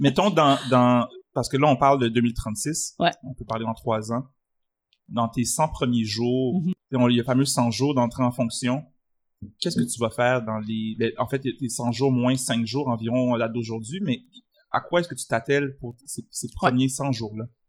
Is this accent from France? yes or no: no; Quebec, Canada; J'ai grandi au Québec, je suis d'origine haïtienne